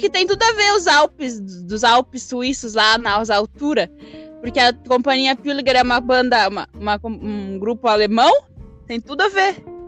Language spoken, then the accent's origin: Portuguese; Concórdia, Santa Catarina, Brazil; born or raised there; also born or lived in Catuípe, Rio Grande do Sul